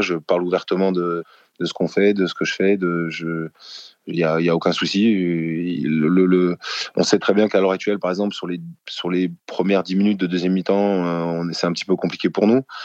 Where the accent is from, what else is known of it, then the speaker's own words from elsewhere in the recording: France; on est, on est français